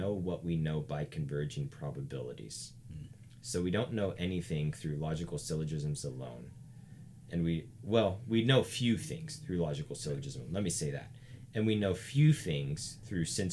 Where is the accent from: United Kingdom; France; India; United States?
United States; the South; I come from the South